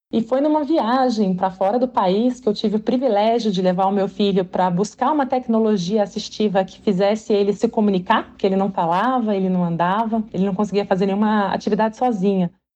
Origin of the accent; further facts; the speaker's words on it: Minas Gerais, Brazil; Como boa mineira que sou